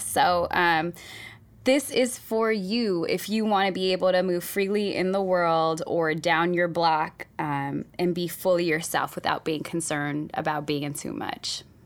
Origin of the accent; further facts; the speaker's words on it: Oakland, California, United States; English is a second language; I grew up in Oakland